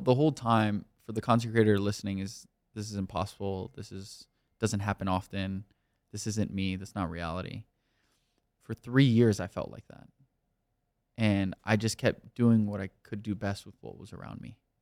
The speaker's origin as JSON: {"language": "English", "town": "Miami", "region": "Florida", "country": "United States", "tie": "born or raised there", "also_born_or_lived": "New York", "moved": "as an adult", "lives_now": "California, United States", "said": "I'm also from Miami, so I'm not used to being from the tri state area"}